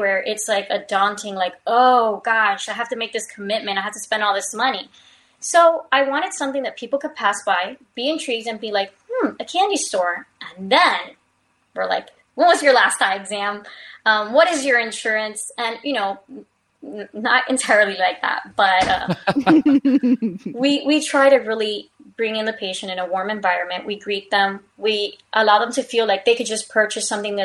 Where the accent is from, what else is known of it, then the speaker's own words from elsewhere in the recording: Hialeah, Florida, United States; I'm from Hialeah, Florida.